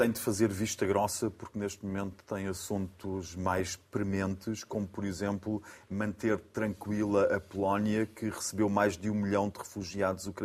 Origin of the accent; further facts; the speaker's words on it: Austria; Eu, por sua vez, não, eu, por sua vez, sou austríaco de origem austríaca, mas tem um nome polaco.